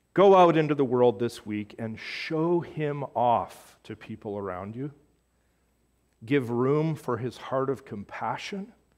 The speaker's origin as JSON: {"language": "English", "country": "Canada", "said": "I am a Canadian Gentile of Scottish Irish descent"}